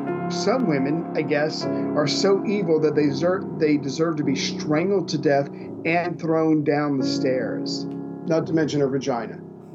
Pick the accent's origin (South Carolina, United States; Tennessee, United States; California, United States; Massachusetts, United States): South Carolina, United States; Charleston; I'm from Charleston, South Carolina.